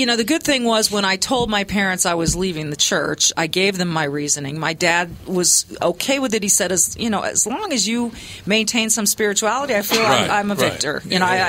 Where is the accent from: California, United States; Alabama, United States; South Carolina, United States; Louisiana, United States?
California, United States; Manhattan Beach; moved away; I grew up in Manhattan Beach, California